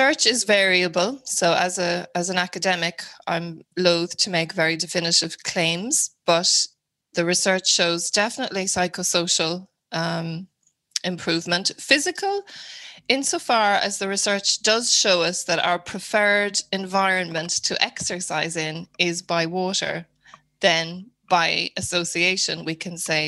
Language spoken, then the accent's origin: English; Wicklow, Leinster, Ireland; moved away as an adult; also born or lived in London / Dublin; now in County Mayo, Ireland; I'm from Wicklow